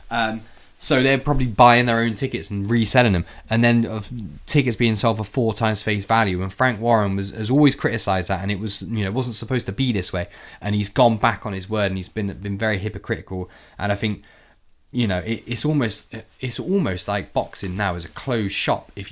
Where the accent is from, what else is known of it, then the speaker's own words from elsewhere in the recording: United Kingdom; You know, as a British racer, I want to see him win every time.